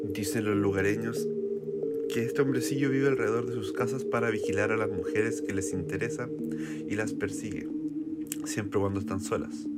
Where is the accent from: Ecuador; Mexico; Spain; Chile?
Chile; nuestro país